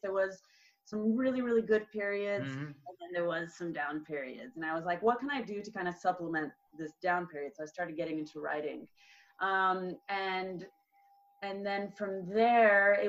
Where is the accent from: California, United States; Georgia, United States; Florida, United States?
California, United States; Southern; moved away as an adult; also born or lived in France; now in Barcelona, Spain; I grew up in California, in Southern California, in the desert in between LA and San Diego.